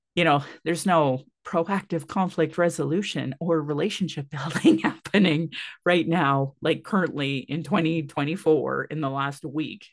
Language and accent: English; Sylvan Lake, Alberta, Canada; now in Calgary, Canada; growing up in Sylvan Lake in the eighties and nineties